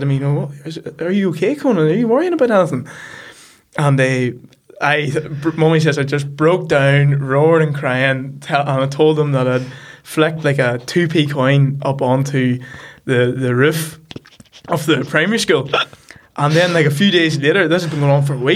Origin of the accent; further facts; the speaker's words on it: The Loup, Northern Ireland, United Kingdom; I'm from The Loop, which is a small village just outside Markerfeld.